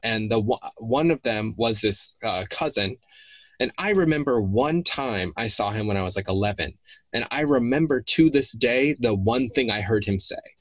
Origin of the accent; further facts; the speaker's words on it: the South, United States; the way that I grew up in the South